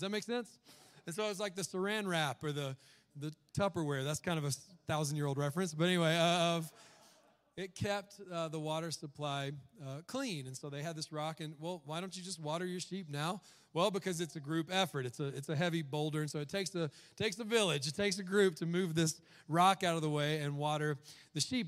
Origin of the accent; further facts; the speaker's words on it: the South, United States; I was raised in the South